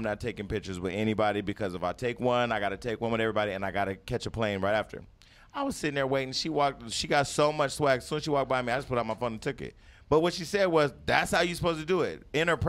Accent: Stockton, California, United States; now in Los Angeles, United States; Well, I'm from Stockton.

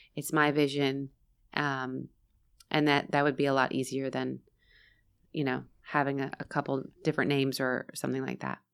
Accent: Florida, United States; also born or lived in San Diego, California; I was first in San Diego, and then we moved to Florida

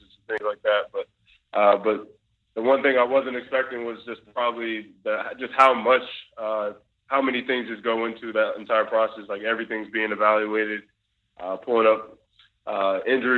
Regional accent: Lorton, Virginia, United States; moved away as an adult; also born or lived in Nashville, Tennessee; now in Green Bay, United States; had my hometown back in Virginia

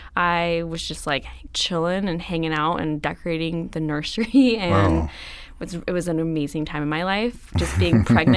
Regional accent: Atascadero, California, United States; In San Luis Obispo. I grew up in Atascadero.

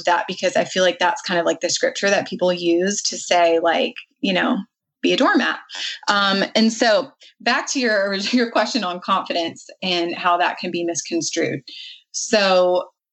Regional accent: the South, United States; I was raised in the South

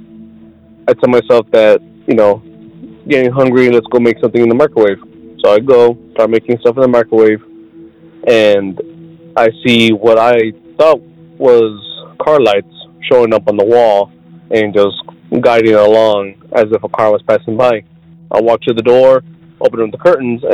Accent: South Texas, United States; I'm from South Texas

